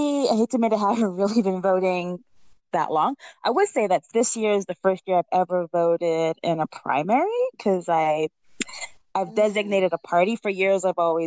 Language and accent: English; New England, United States; now in Brooklyn, United States; I'm West Indian. I don't know if I mentioned it before, but I am. Not only am I a New Englander, but I'm also a Trinidadian New Englander.